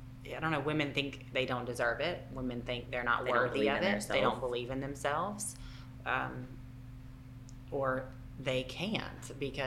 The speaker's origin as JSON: {"language": "English", "region": "Southern United States", "country": "United States", "accent": "Southern", "said": "if you can't understand my Southern accent."}